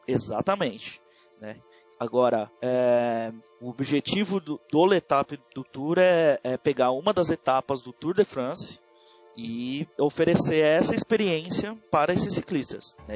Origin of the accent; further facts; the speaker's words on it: São Paulo, Brazil; Eu sou de São Paulo, capital.